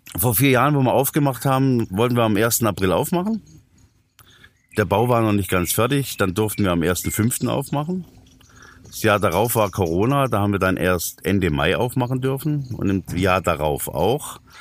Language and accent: German; Böblingen, Baden-Württemberg, Germany; ich komme ja aus Böbling